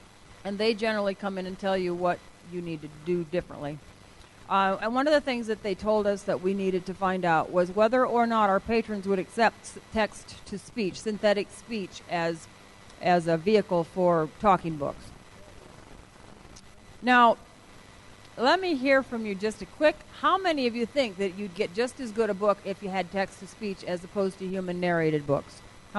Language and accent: English; Iowa, United States; Iowa? I'm from Iowa.